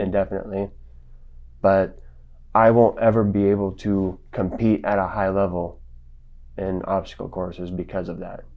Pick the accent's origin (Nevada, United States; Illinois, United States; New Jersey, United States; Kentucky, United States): Nevada, United States; Las Vegas; also born or lived in Springfield, Missouri; now in Salt Lake City, United States; I grew up in Las Vegas